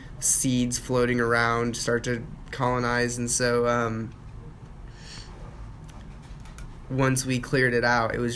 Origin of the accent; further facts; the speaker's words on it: Texas, United States; being a Texan is in my own identity